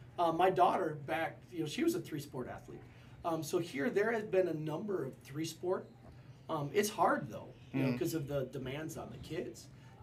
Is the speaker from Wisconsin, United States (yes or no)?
yes; Kiel, Wisconsin, United States; I was from Kiel.